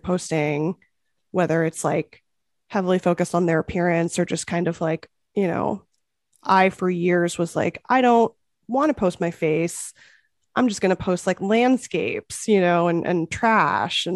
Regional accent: Los Angeles, California, United States; I'm from LA.

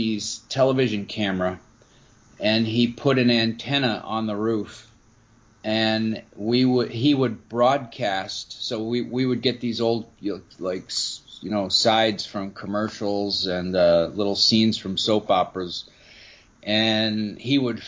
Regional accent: Maryland, United States; also born or lived in Baltimore, Maryland; I was born in Baltimore. I grew up outside of D.C. in Maryland

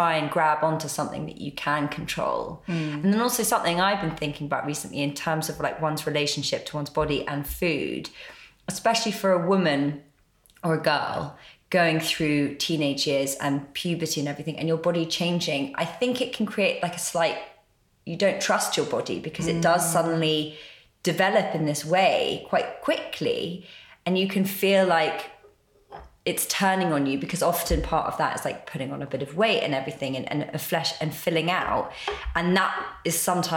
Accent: London, United Kingdom; we grew up in London and went to London day schools

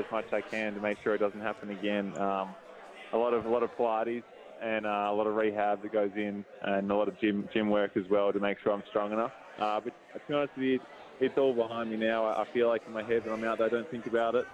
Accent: Melbourne, Victoria, Australia; born or raised there; also born or lived in Fitzroy, Melbourne

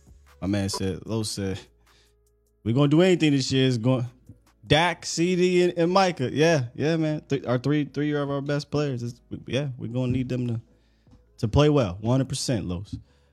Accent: right outside of Philly, PA, Pennsylvania, United States; now in Dallas, United States; I was in PA, right outside of Philly. Now I'm in Dallas

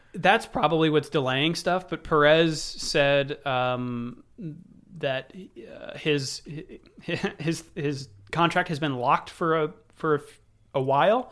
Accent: United States; I'm American.

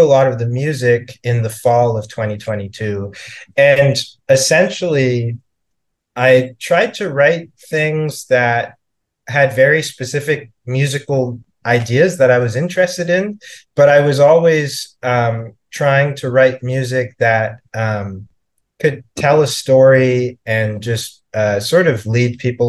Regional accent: Canada; moved away as an adult; also born or lived in Toronto, Canada; now in New York City, United States; I'm from Canada. And I was living in Toronto at the time

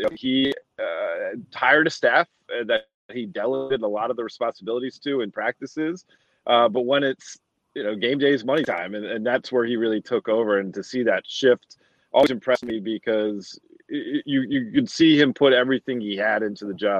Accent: outside Philadelphia, Pennsylvania, United States; I grew up outside Philadelphia. We had a local access cable channel.

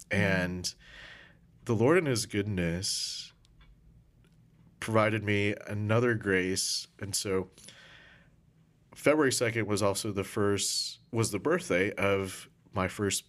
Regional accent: Philippines; Wow, so I'm Filipino.

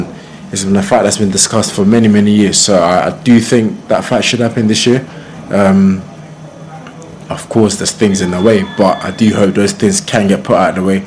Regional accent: Croydon, London, United Kingdom; I'm from Croydon.

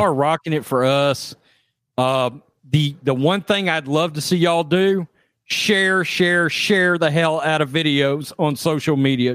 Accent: Texas, United States; I'm from Texas

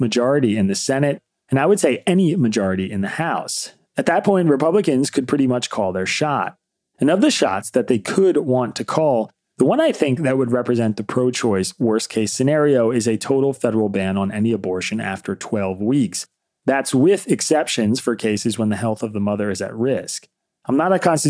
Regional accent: Bucks County, Pennsylvania, United States; My hometown of Bucks County, Pennsylvania

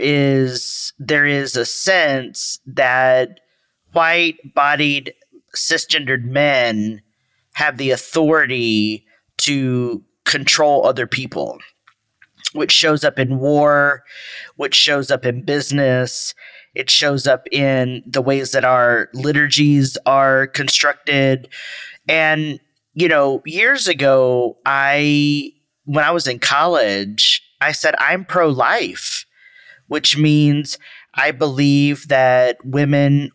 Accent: Texas, United States; I'm from Texas.

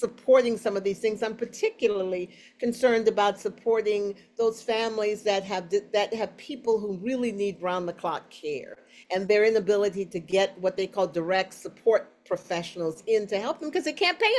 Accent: New Orleans, Louisiana, United States; I'm from New Orleans.

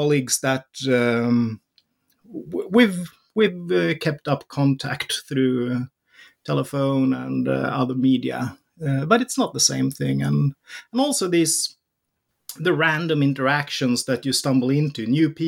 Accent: Sweden; Born in the early 70s, raised in Sweden, growing up in the Swedish welfare society

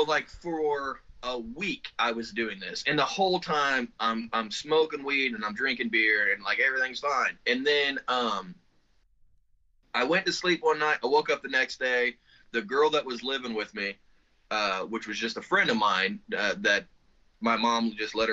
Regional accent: Spencer, Indiana, United States; It's Spencer, Indiana

